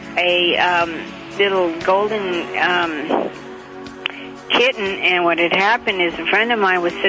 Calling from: Carson, California, United States; I'm calling from Carson, California.

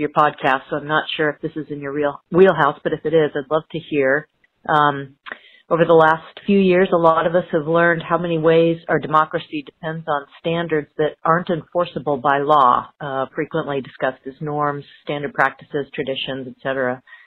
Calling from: Corvallis, Oregon, United States; I'm calling from Corvallis, Oregon

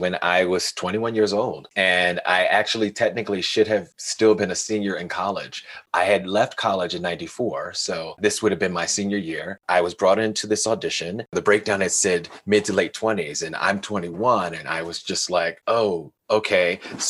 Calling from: Denver, Colorado, United States; I'm calling from Denver, Colorado.

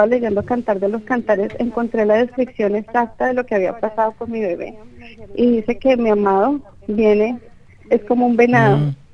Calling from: San Francisco, California, United States; de San Francisco, California.

